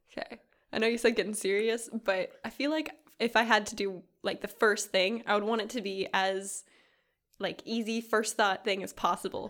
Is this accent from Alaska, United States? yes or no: yes; Kodiak, Alaska, United States; moved away; my hometown, Kodiak, Alaska